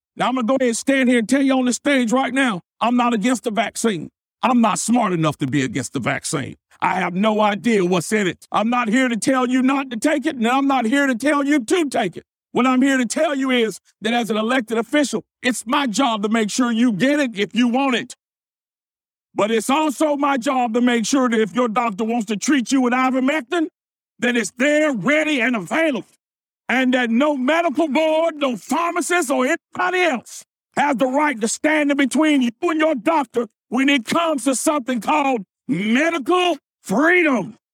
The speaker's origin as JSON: {"language": "English", "region": "North Carolina", "country": "United States", "tie": "born or raised there", "said": "back in my home state of North Carolina"}